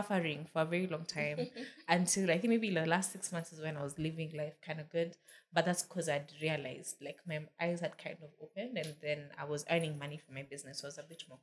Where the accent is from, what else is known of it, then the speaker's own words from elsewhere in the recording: Kenya; moved away as an adult; also born or lived in United States; now in Nairobi, Kenya; I'm going to come back to Kenya